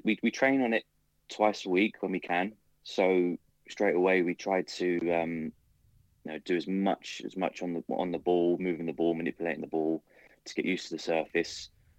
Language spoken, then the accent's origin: English; London, United Kingdom; I'm not from Berkshire.